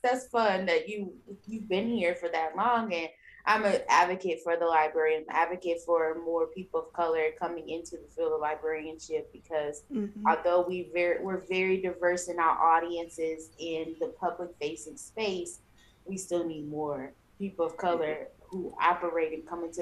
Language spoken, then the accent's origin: English; East St. Louis, Illinois, United States; moved away; I'm from East St. Louis, Illinois, and back in my hometown